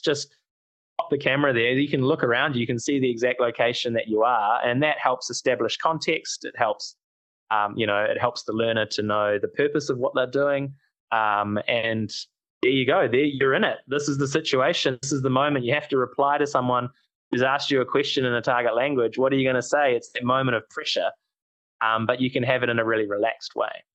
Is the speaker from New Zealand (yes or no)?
yes; New Zealand; we, oh, from New Zealand